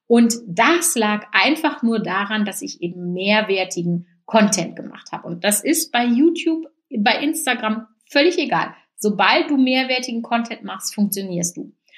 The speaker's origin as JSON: {"language": "German", "area": "Münsterland", "region": "North Rhine-Westphalia", "country": "Germany", "said": "bei uns im Münsterland schon."}